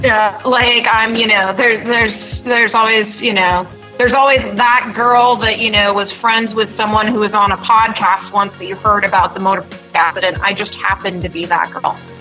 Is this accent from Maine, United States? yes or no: yes; Maine, United States; moved away as an adult